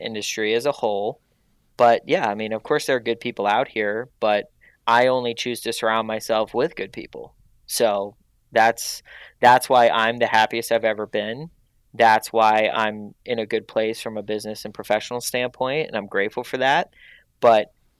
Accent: Pittsburgh, Pennsylvania, United States; now in Los Angeles, United States; I'm from Pittsburgh. I'm from a blue collar town

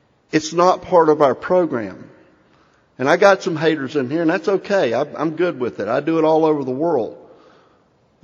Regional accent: Jacksonville, Florida, United States; also born or lived in Hazlehurst, Georgia; I grew up in Jacksonville, Florida

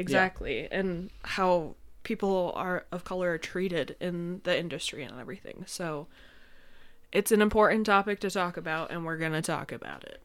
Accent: upstate New York, United States; we're from upstate, if you know anything about New York.

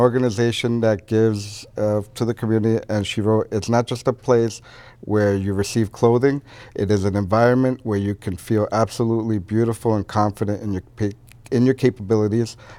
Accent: Brentwood, New York, United States; born or raised there

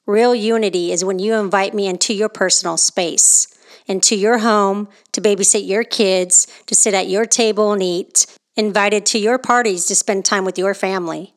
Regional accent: Oakland, California, United States; moved away; also born or lived in the South (US); I was born and raised in California and specifically the Oakland Bay Area

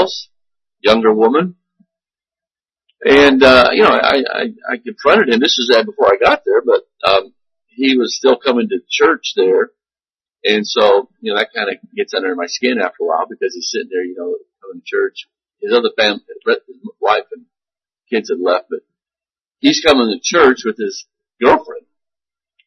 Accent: United States; American Christians

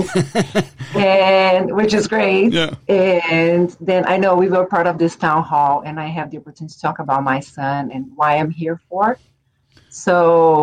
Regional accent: São Paulo, Brazil; English is a second language; moved away; I am originally from Brazil. I'm from São Paulo

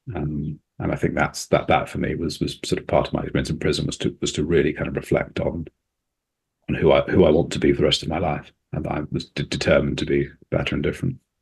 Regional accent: England, United Kingdom; a kind of white Englishman with my accent, I was treated differently

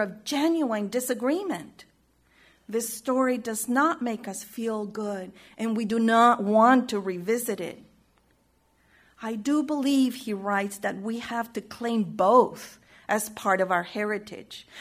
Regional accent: Chile; moved away; my experience of growing up in Chile

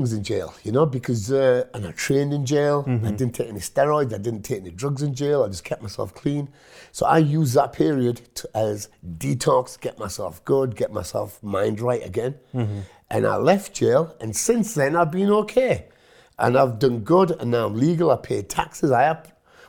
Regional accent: Hitchin, East of England, United Kingdom; first language Punjabi; English is a second language; I was born in Hitchin, Hertfordshire.

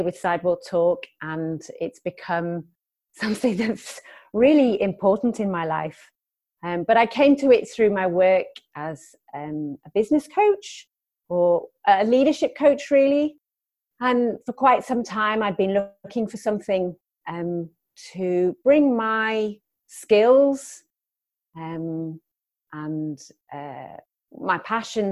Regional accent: London, United Kingdom; also born or lived in Newcastle; now in Durham, United Kingdom; I grew up in London, so I've lived in several different cities in the UK.

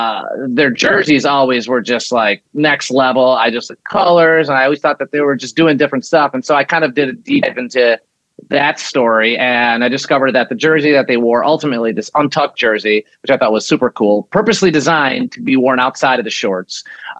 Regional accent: Chicago, Illinois, United States; You know, I grew up in Chicago, and like you said, family of immigrants. And in our house, we, you know, I speak Polish, you know, we grew up speaking Polish. I went to Polish school. I did Polish dance.

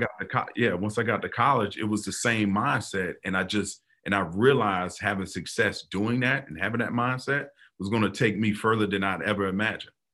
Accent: Florida, United States; growing up in Florida, football is religion

